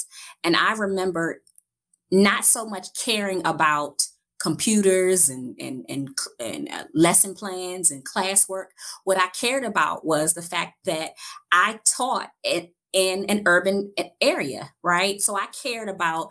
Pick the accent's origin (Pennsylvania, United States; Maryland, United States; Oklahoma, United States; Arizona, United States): Maryland, United States; Prince George's County; also born or lived in Baltimore, Maryland; the county in which I grew up in Prince George's County, Maryland, which is a suburban county outside of Washington, D.C.